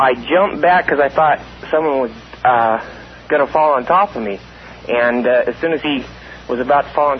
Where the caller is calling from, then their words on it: Las Vegas, Nevada, United States; And I'm coming from Vegas. I used to live out there in Pahrump